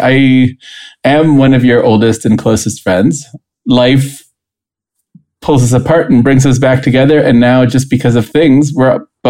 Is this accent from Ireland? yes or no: no; Costa Rica; moved away as an adult; also born or lived in St. Louis, United States; Everyone should know I'm originally from Costa Rica, and I had moved to the United States to be in college.